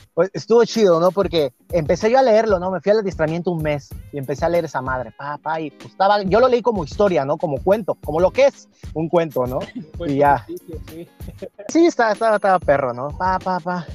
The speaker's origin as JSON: {"language": "Spanish", "region": "Veracruz", "country": "Mexico", "also_born_or_lived": "northern Mexico", "moved": "as an adult", "said": "Soy de Veracruz, un gustazo, pero ahorita me encuentro aquí por el norte"}